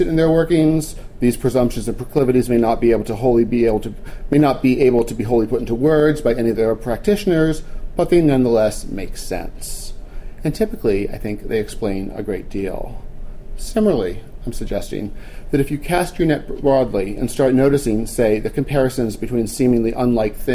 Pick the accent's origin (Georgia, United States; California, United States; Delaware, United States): Delaware, United States; Wilmington; I grew up in Wilmington and spent an inordinate amount of time of my misspent youth misspending it at Winterterra